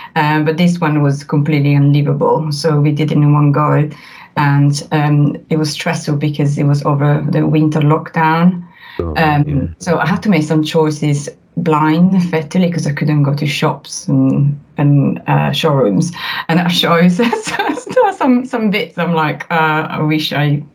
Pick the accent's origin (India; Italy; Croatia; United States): Italy; accent: Italian; English is a second language; now in United Kingdom; as you can tell from my accent, I'm Italian